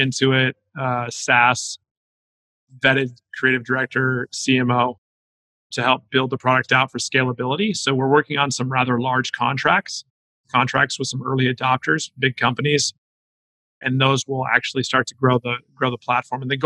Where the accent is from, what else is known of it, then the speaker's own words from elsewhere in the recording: Southern California, United States; I grew up in SoCal